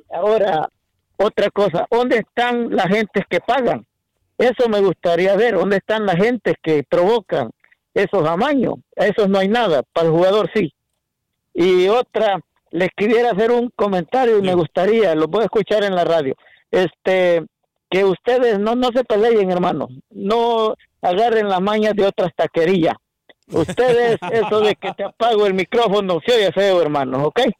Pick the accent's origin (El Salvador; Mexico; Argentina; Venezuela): El Salvador; Yo soy salvadoreño.